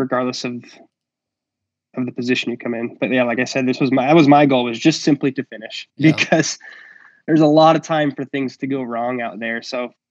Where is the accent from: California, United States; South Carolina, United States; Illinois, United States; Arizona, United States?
Arizona, United States; Phoenix; growing up in the Ahwatukee area with South Mountain as our backyard here